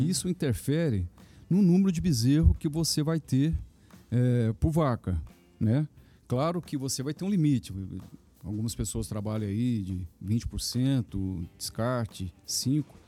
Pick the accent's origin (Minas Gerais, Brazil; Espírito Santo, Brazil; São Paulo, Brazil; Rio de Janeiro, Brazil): Minas Gerais, Brazil; sou mineiro